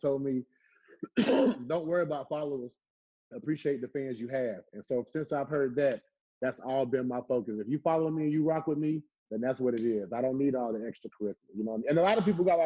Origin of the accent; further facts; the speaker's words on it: Southern Pines, North Carolina, United States; moved away as an adult; I grew up in Southern Pines. Country town, you know, tough growing up